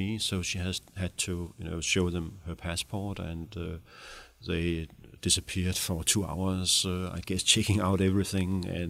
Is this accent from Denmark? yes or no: yes; Denmark; You know, I grew up in the Danish welfare state in the 70s, 60s, 70s, I never questioned, freedom of speech.